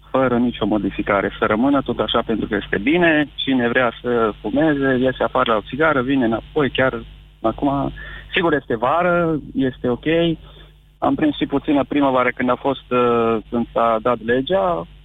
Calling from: Baia Mare, Maramureș County, Romania; sunt de la Baia Mare.

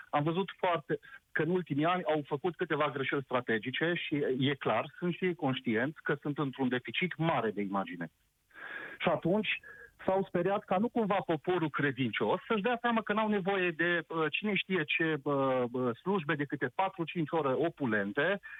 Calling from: Timișoara, Timiș County, Romania; sunt ales să sunt din Timișoara.

